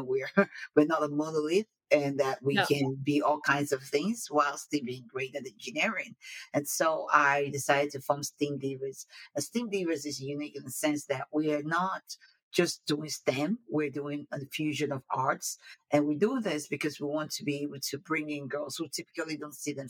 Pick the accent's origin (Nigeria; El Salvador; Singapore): Nigeria; moved away as an adult; now in United States; I was born in Nigeria, came over to the United States to go to school, then for my higher education